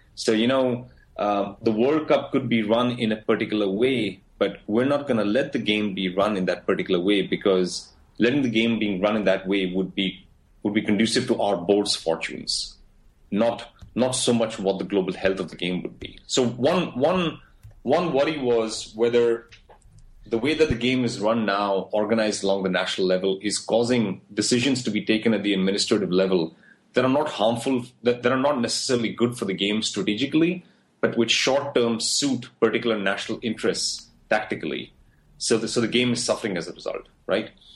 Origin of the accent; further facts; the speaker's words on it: India; moved away as an adult; now in United States; when I wanted to find work, I looked for work in my country, but when I didn't find it, I looked elsewhere. I applied for a visa. I came to the States. I live in the States